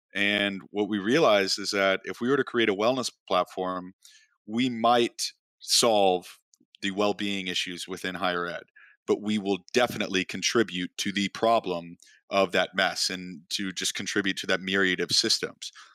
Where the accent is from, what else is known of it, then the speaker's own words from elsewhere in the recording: Chicago, Illinois, United States; moved away as an adult; also born or lived in Oklahoma; I grew up in Chicago, and not a lot of kids from Chicago end up at school at Oklahoma State